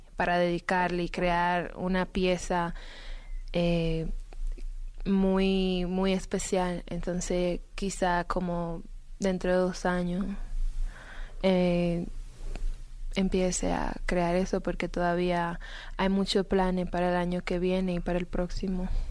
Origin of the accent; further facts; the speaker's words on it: Dominican Republic; yo soy dominicana